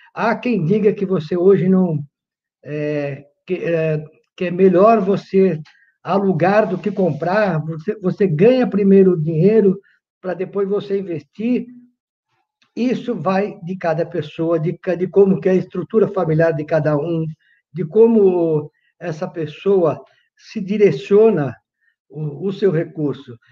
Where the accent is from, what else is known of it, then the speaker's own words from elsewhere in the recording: São Paulo, Brazil; Sou nascido aqui em São Paulo, entendeu? Sou paulistano, entendeu? Morador da, na Zona Leste de São Paulo, nascido e criado na Zona Leste